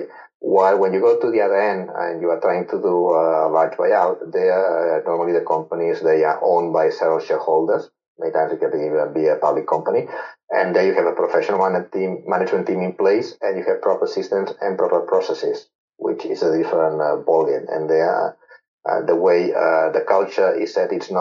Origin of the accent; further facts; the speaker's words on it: Barcelona, Catalonia, Spain; I'm from Barcelona